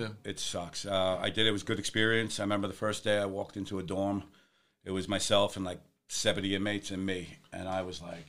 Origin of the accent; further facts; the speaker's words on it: New York City, New York, United States; Grew up in the Bronx